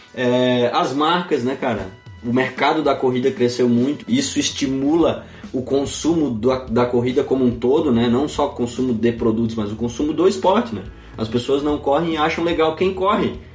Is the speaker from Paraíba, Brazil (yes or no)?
yes; Campina Grande, Paraíba, Brazil; moved away as an adult; now in Santa Maria, Brazil; eu sou paraibano, né, cara? Lá de Campina Grande